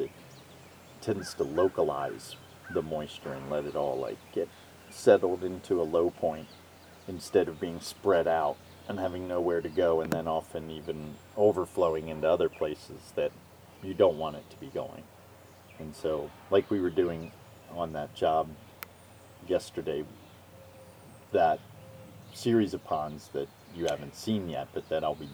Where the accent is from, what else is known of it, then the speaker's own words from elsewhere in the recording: Northeast, United States; moved away as an adult; also born or lived in Pocahontas County, West Virginia; as a kid growing up in the Northeast